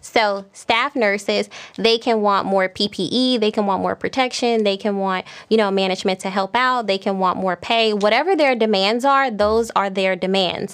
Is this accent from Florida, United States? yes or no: yes; Miami, Florida, United States; I'm from Miami